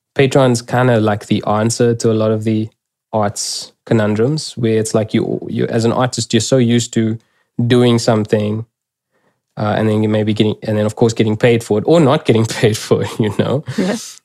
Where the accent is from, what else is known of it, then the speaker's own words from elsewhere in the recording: South Africa; first language English; me as a South African